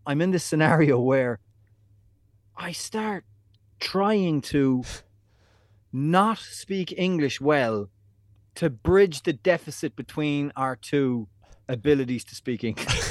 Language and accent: English; Ireland; moved away as an adult; now in New York City, United States; back in Ireland, when I was going to school or college or into town